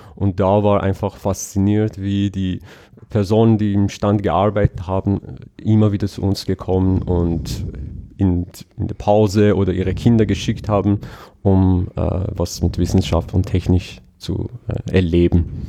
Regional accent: Iran; German is a second language; moved away; ich bin in Iran aufgewachsen

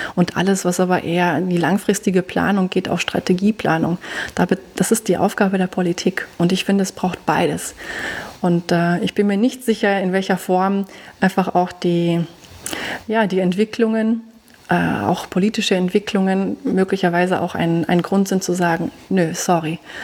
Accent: Germany; now in Austria; wie man hört, ich bin ja auch nicht aus Österreich, ich komme aus Deutschland

